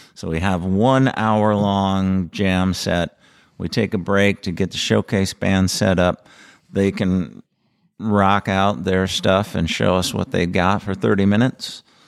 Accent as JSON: {"language": "English", "town": "North St. Paul", "region": "Minnesota", "country": "United States", "tie": "born or raised there", "said": "I grew up in North Saint Paul"}